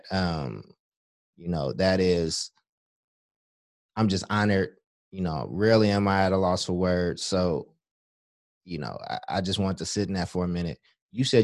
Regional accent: Chicago, Illinois, United States; born there; also born or lived in Kentucky; I was born in Chicago, lived in Kentucky

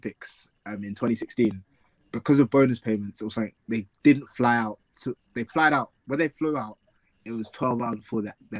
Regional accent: England, United Kingdom; I'm obviously Nigerian, born in England, like, I still kept my roots with Nigeria, through my friends.

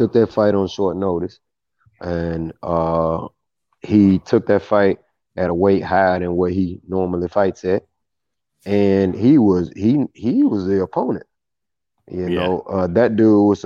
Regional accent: Mississippi, United States; moved away; I'm from Mississippi, and when I was living there, everybody had pretty much that same demeanor

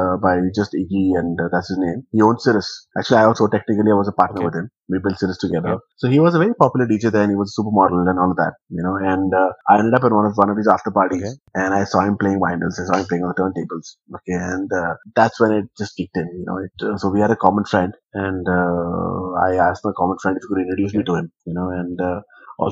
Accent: West Bengal, India; now in Delhi, India; So technically I'm a South Indian, though I live in Delhi, and I was born in West Bengal

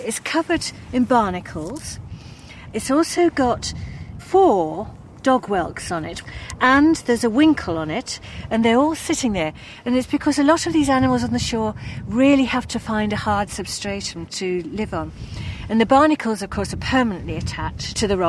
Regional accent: Cornwall, South West England, United Kingdom; moved away as an adult; now in Cumbria, United Kingdom; I grew up in Cornwall

